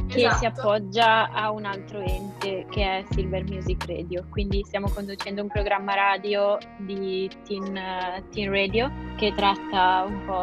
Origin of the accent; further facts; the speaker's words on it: Bergamo, Lombardy, Italy; ho 21 anni e vengo da Bergamo.